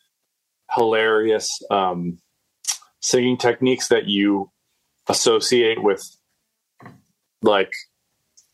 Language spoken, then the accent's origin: English; Berkeley, California, United States; now in New York, United States; I grew up in Berkeley, California.